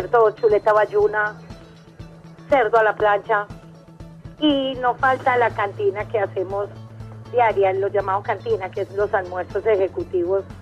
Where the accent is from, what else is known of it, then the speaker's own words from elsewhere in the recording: Medellín, Antioquia, Colombia; la paisita fue por, porque mi esposo es caleño, pero yo sí soy de Medellín